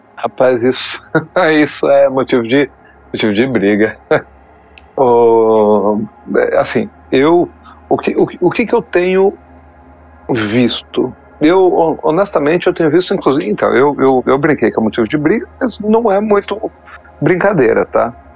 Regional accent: Poços de Caldas, Minas Gerais, Brazil; also born or lived in São Paulo; que eu morava em Poço de Caldas, né? Eu nasci em São Paulo, mas minha família mudou para Poço, de Caldas

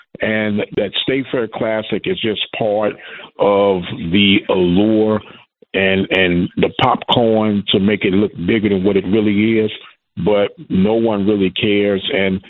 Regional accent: Missouri, United States; now in Prairie View, United States; I was born in Missouri, now living in Texas.

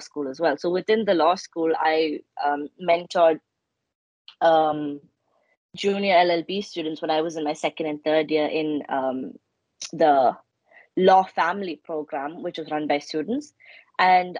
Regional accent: India; moved away as an adult; now in United Kingdom; I grew up in India

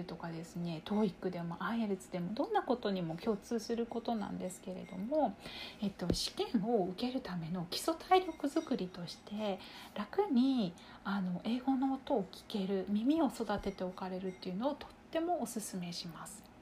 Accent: Kyushu, Japan; あの私たち同じ九州の出身なんですけれども

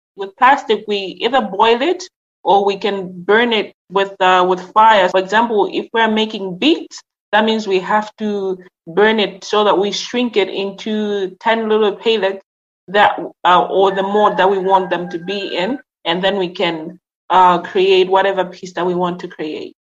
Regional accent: Lilongwe, Central Region, Malawi; I am from Lilongwe, Malawi

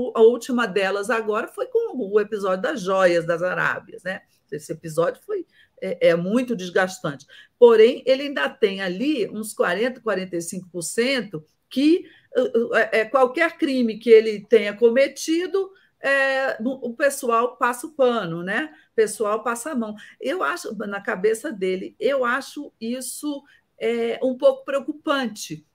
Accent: Brazil

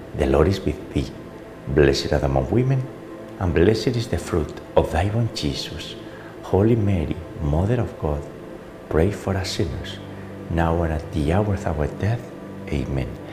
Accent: Navarre, Spain; moved away; my hometown in Navarre, in Spain

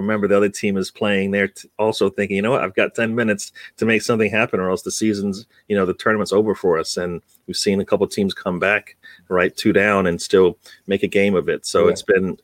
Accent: United Kingdom; now in United States; I am in USA, but I'm British born

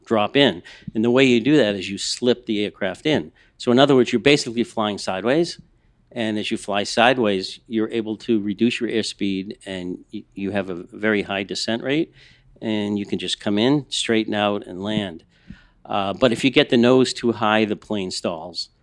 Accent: Boston, Massachusetts, United States; moved away as an adult; now in Los Angeles, United States; I'm from the East Coast. I'm a Boston kid

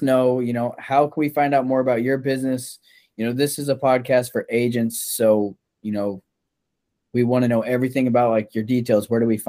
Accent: Iowa, United States; moved away; we're originally from Iowa.

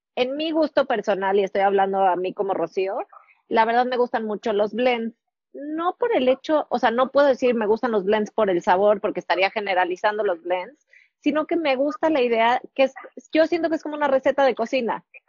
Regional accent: Mexico; como mexicanos

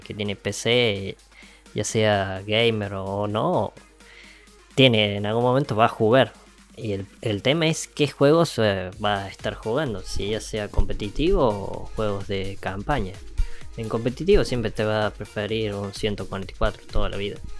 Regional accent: Argentina; estamos en un país que es una cagada como Argentina

